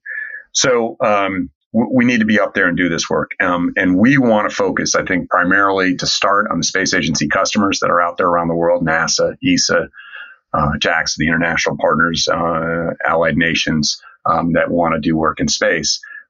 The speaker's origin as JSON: {"language": "English", "town": "Niskayuna", "region": "New York", "country": "United States", "tie": "born or raised there", "moved": "yes", "lives_now": "Washington, D.C., United States", "said": "I'm from Niskayuna. Well, I'm from Niskayuna. So it turns out we grew up in the same hometown"}